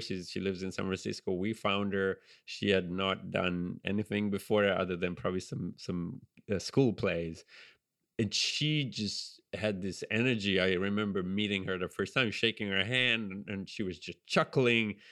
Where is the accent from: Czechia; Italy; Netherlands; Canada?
Italy; Genoa, Liguria; accent: Italian; English is a second language; now in United States; I grew up in Genova on the on the Ligurian coast, the Italian Riviera